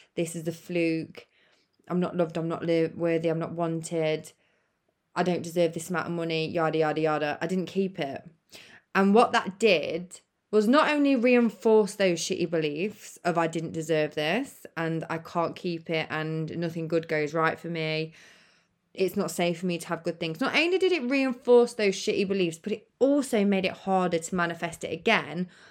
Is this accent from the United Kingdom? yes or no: yes; United Kingdom; the U K, where I'm from